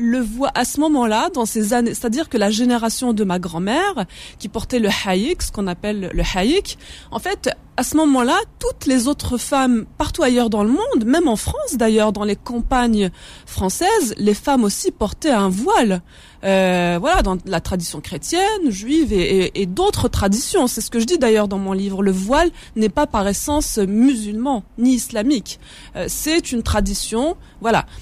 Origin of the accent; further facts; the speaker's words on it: Kabylie, Algeria; first language Kabyle; French is a second language; moved away; also born or lived in Paris; je suis né à Paris et puis euh, je suis partie, euh, je suis repartie avec mes, mes parents très très jeunes euh, en Kabylie. Donc j'ai grandi en Kabylie